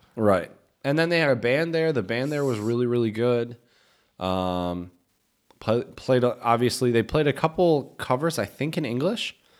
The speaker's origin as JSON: {"language": "English", "country": "United States", "moved": "yes", "said": "We're Americans"}